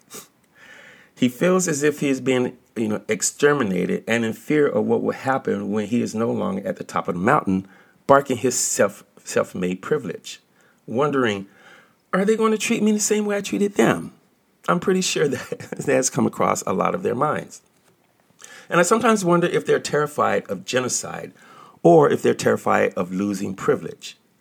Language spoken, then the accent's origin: English; United States; also born or lived in Washington, D.C.; I was born in this country